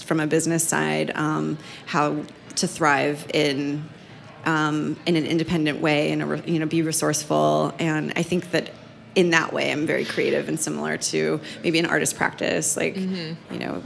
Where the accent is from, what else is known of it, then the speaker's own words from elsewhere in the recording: San Diego, California, United States; I was raised in San Diego by essentially blue collar working parents